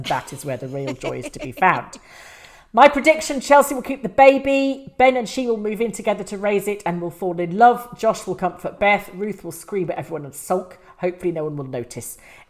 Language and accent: English; New Zealand; But I'm from New Zealand and wanted you to know that your reach is all the way down to south in the Antipodes, or at least the Kiwi part.